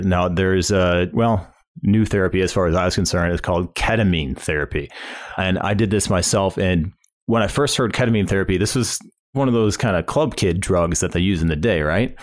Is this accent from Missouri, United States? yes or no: yes; St. Louis, Missouri, United States; when I was a kid, uh, growing up in the Saint Louis area